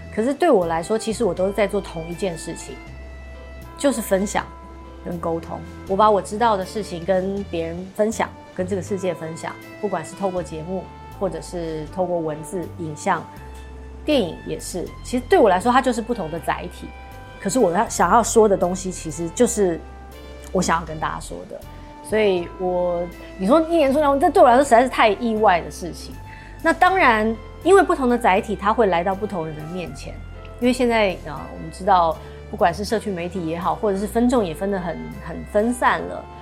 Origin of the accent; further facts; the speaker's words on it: Taiwan; 我们台湾人很喜欢去台南玩